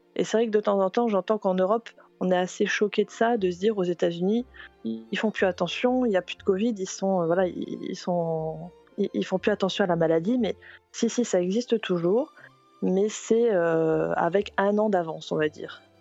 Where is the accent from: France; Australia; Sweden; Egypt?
France; moved away as an adult; now in Celebration, United States; je suis française